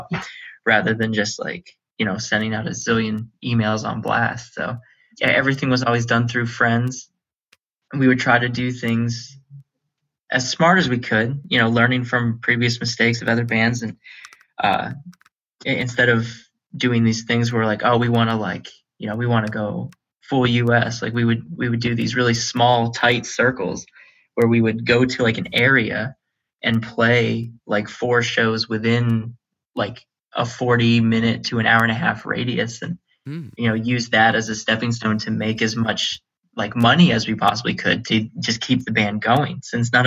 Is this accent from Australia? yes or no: no; Erie, Pennsylvania, United States; growing up in Erie, we're a poor city, and everyone here is working class